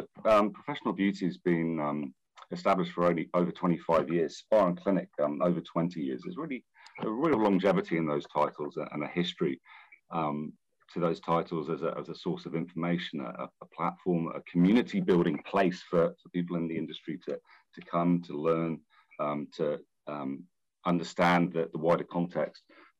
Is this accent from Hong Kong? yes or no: yes; Hong Kong; also born or lived in London; Look, my family's from New Zealand. I grew up in Hong Kong. I went to school and uni and worked in London for many years.